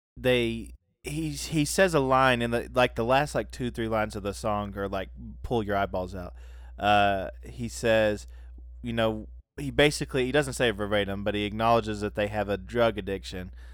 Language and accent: English; South Carolina, United States; also born or lived in Soddy-Daisy, Tennessee; now in Knoxville, United States; I was born in South Carolina